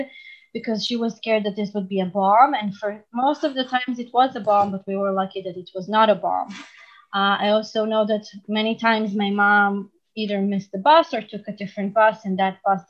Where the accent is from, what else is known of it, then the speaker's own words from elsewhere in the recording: Israel; living in Israel and growing up in Israel